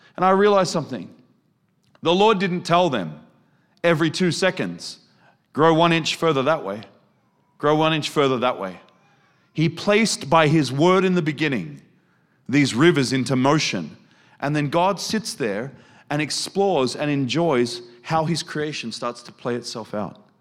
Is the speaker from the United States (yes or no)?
no; Australia; moved away; also born or lived in Germany; I'm not German. Look at me, I'm Australian.